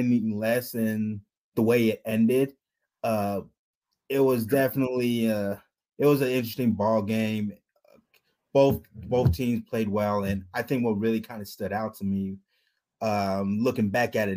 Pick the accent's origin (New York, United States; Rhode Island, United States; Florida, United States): Florida, United States; South; moved away as an adult; also born or lived in Salt Lake City, Utah / Ohio; now in Canton, United States; I'm from South Florida, born and raised